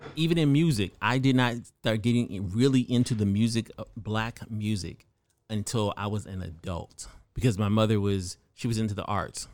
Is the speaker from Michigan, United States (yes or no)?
no; California, United States; I grew up in California as typically one of the only black people in a room full of white people